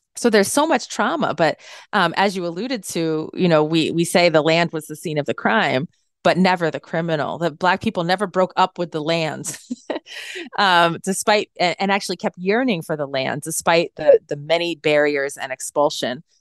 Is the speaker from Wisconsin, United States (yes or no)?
no; central Massachusetts, United States; We grew up in this rural town in central Massachusetts as the only family of color